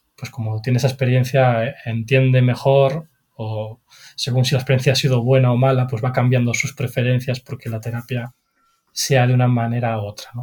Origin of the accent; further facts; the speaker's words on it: Galicia, Spain; aparte de psicólogo soy gallego